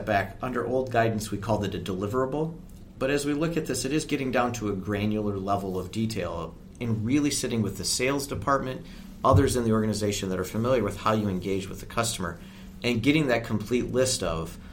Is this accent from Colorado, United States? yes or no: no; Michigan, United States; I come from Michigan